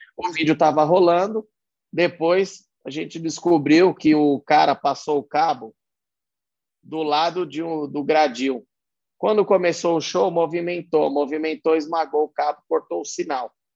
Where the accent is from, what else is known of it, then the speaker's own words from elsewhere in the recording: Pirituba, São Paulo, Brazil; eu, de onde eu vim, o certo era eu trabalhar numa fábrica de instrumento cirúrgico e ficar por Pirituba mesmo.